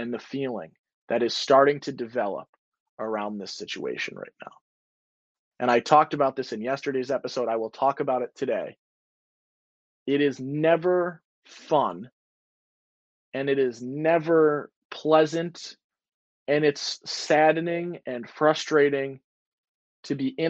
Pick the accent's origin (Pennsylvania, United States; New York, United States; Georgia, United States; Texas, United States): New York, United States; As a guy born and raised in Central New York, it is cool to see that longevity and someone who cares so much about Syracuse